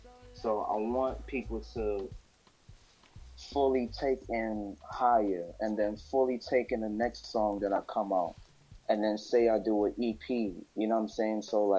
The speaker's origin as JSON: {"language": "English", "town": "New York City", "region": "New York", "country": "United States", "tie": "born or raised there", "said": "my hometown, Crown Heights, Brooklyn, New York. That's where I grew up at. You know what I mean? As they would say, a foreign youth."}